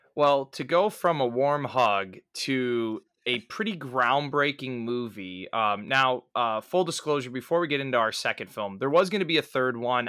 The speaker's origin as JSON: {"language": "English", "region": "Midwest", "country": "United States", "said": "I'm a Midwesterner"}